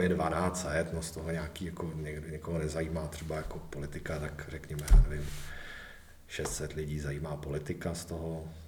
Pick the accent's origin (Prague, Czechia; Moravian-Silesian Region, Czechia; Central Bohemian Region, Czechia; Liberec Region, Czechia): Central Bohemian Region, Czechia; Kladno; also born or lived in England; kromě jako krátké epizody prostě v Anglii žiju v podstatě celý život tady na Kladně